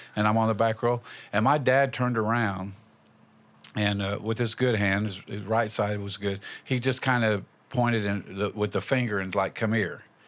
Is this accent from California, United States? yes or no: no; Indianapolis, Indiana, United States; moved away as an adult; also born or lived in Wayne County, West Virginia; now in West Virginia, United States; we're from Indianapolis. We moved down here in ninety-two